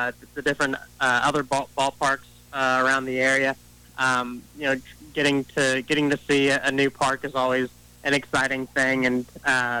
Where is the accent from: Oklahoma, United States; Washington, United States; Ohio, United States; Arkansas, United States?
Ohio, United States; Lima; growing up in Lima